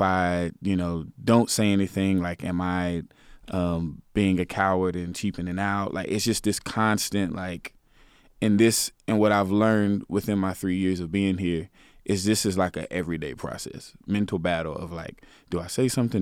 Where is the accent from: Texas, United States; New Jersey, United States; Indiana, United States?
Texas, United States; Garland; I'm from Garland. I, I lived in that neighborhood.